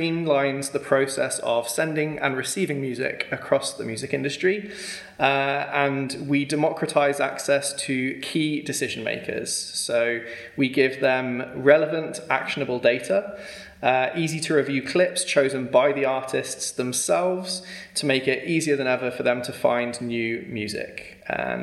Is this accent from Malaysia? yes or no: no; Worcester, West Midlands, United Kingdom; moved away; originally Worcester